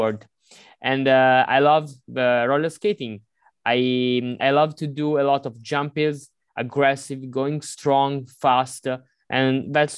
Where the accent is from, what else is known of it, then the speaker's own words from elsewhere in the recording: Monza, Lombardy, Italy; I'm not exactly from Milan, but in a near city, which is Monza